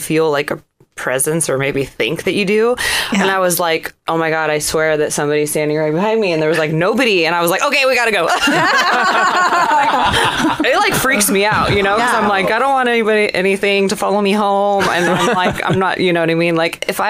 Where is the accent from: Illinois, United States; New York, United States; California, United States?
California, United States; San Diego; I'm from San Diego